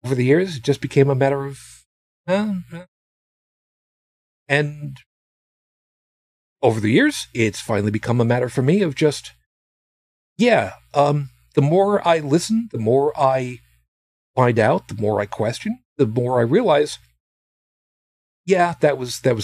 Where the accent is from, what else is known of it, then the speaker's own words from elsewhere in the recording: Long Island, New York, United States; also born or lived in Brooklyn, New York; I was born in Brooklyn to a Roman Catholic family, Italian, mostly from a family of immigrants. I grew up on Long Island